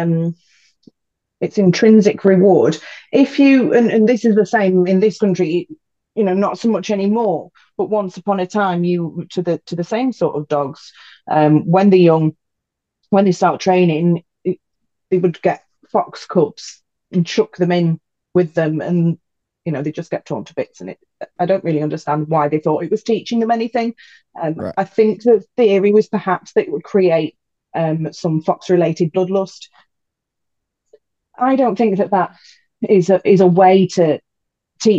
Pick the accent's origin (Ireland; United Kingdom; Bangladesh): United Kingdom; growing up in the British countryside